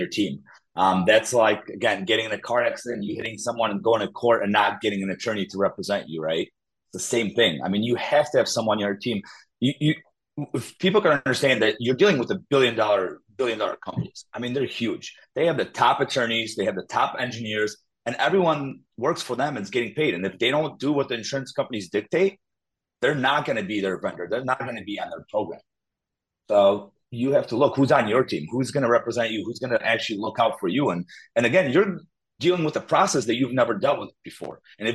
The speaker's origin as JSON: {"language": "English", "region": "Illinois", "country": "United States", "tie": "born or raised there", "also_born_or_lived": "Poland", "lives_now": "Crown Point, United States", "said": "Grew up in Illinois."}